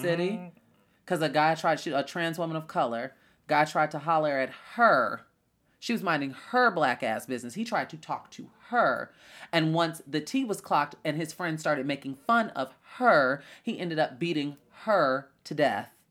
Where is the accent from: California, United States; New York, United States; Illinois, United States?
Illinois, United States; Chicago; a girl from Chicago